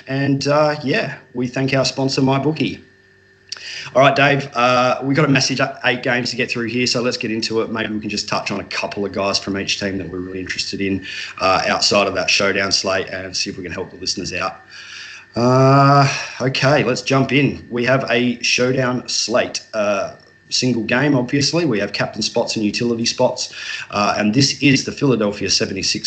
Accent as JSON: {"language": "English", "country": "Australia", "lives_now": "Adelaide, Australia", "said": "I'm obviously the Aussie contingent on the Hoopball DFS Today team. So I'm hosting here from Adelaide in South Australia"}